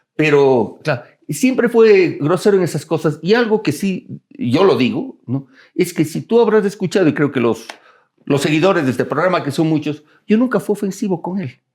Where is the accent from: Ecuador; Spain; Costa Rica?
Ecuador; Cuenca, Azuay; now in Quito, Ecuador; yo soy cuencano de, de nacimiento, quiteño de corazón